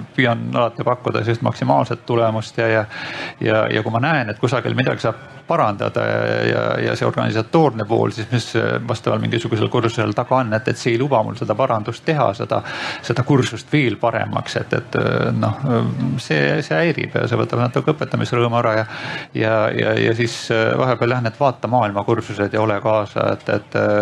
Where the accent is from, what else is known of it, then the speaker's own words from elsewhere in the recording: Saare County, Estonia; ma ise olen pärit Saaremaalt